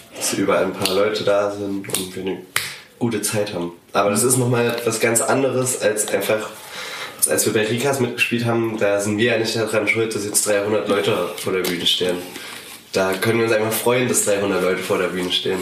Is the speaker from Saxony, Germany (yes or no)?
yes; a small village near Zwickau, Saxony, Germany; moved away as an adult; now in Dresden, Germany; ich komme ursprünglich aus einem kleinen Dorf bei Zwickau